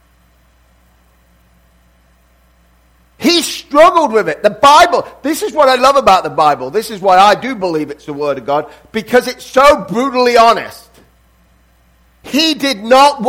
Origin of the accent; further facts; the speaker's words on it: England, United Kingdom; now in United States; even though I'm English, I consider myself now I'm American because I've lived here longer than I lived in England